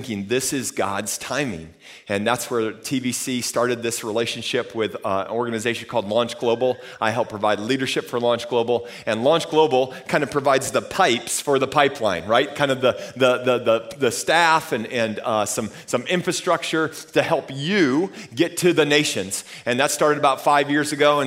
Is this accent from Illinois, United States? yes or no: no; Austin, Texas, United States; I'm from Austin